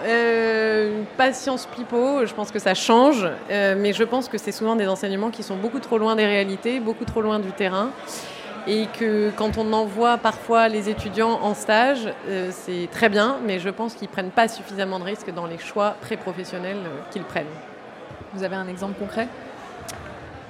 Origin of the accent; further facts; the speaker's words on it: Provence-Alpes-Côte d'Azur, France; je suis provençale.